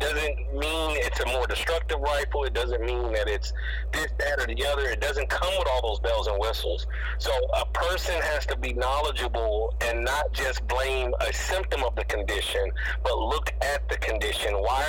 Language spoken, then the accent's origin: English; Texas, United States; I grew up in Texas, where I remember we were able to drive on campus at 18 and up